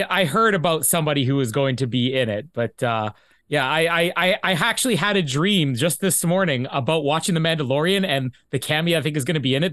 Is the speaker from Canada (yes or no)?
yes; Canada; here in Canada